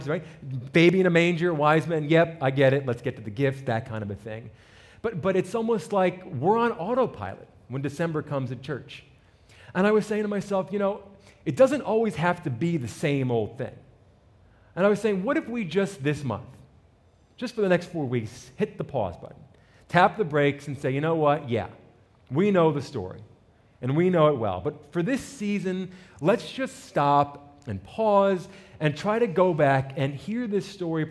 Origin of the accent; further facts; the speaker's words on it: New Jersey, United States; I'm an Italian from North Jersey, right out the city